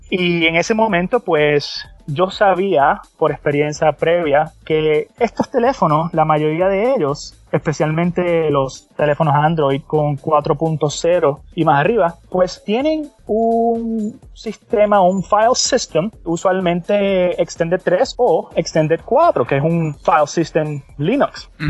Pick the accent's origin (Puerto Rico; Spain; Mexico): Puerto Rico; San Juan; now in West Palm Beach, United States; soy nacido y criado en San Juan, Puerto Rico.